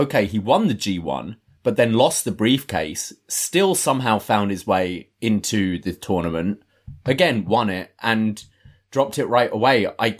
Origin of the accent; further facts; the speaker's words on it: United Kingdom; maybe that comes from being British, so the kind of culture difference isn't so huge.